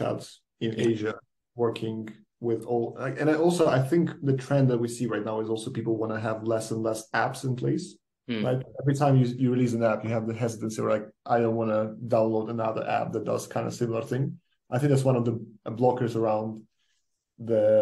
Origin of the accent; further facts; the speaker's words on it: Ukraine; moved away; I'm coming from Ukraine